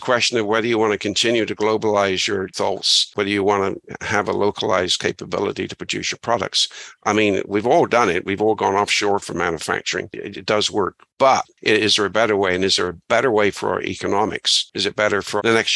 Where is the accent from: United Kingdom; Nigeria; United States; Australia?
United Kingdom; Bristol, South West England; moved away as an adult; now in Canada; I grew up in Bristol, England